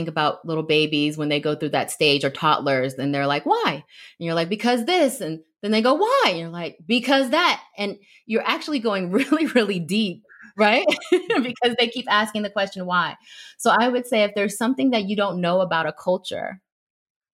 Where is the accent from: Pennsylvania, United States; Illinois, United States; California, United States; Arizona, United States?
California, United States; Bay Area; being a Black woman growing up in the Bay Area